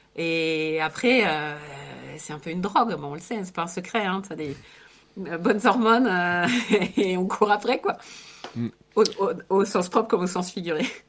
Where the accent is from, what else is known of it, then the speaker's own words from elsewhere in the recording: France; moved away as an adult; also born or lived in England / Italy; je suis née en France, j'ai passé pas mal de temps à l'étranger, en Angleterre, en Italie